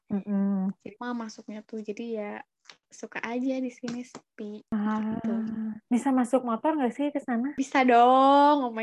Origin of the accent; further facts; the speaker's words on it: Lembang, West Java, Indonesia; Mohon maaf, aku bukan orang Bandung, Lembang tempatnya